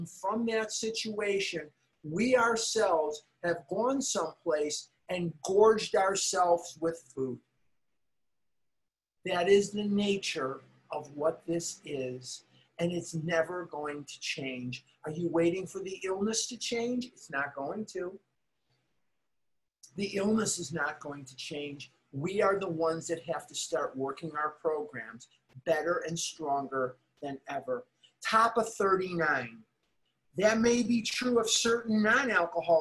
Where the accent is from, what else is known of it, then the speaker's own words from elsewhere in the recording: Chicago, Illinois, United States; now in Scottsdale, United States; which is where I'm born and raised. I'm from Chicago